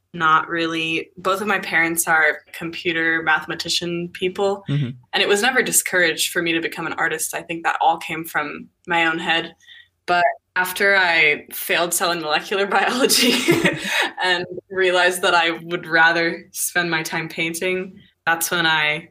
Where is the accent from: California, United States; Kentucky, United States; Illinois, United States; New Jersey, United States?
California, United States; Bay Area; moved away as an adult; now in Washington, United States; I was born and raised in the Bay Area in California